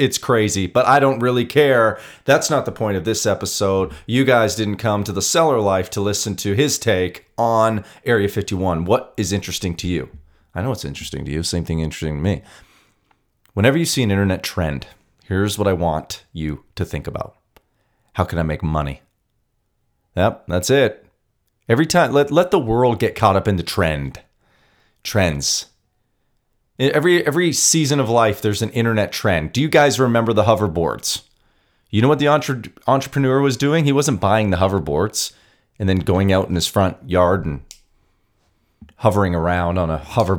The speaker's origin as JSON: {"language": "English", "country": "Canada", "said": "Now, I'm Canadian, but my whole life I watched documentaries, read the articles, watched the YouTube videos."}